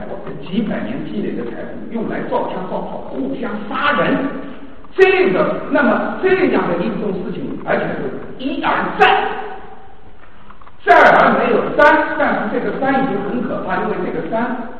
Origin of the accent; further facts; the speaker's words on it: China; 当第一次世界大战，我们中国人对西方文明概念开始警惕是第一次世界大战。